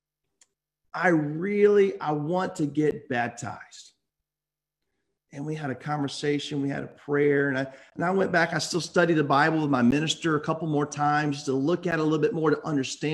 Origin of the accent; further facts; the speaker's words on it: Thomasville, Georgia, United States; I grew up in South Georgia.